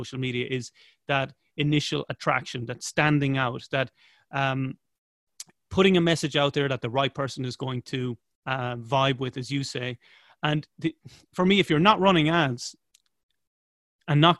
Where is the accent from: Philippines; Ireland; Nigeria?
Ireland